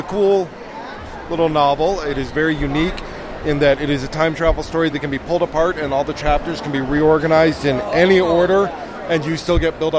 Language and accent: English; Germany; I grew up on Doctor Who. I grew up in Germany, amongst other places.